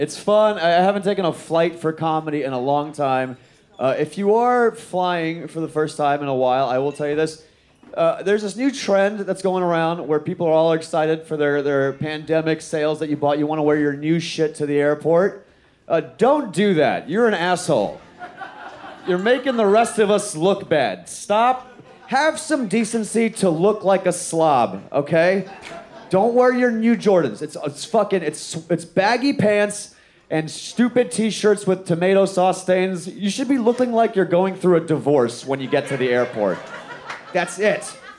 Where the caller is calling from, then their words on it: Houston, Texas, United States; I'm coming in from Houston.